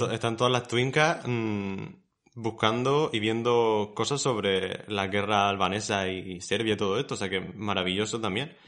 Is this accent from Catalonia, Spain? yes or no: no; Murcia, Region of Murcia, Spain; somos personas de Murcia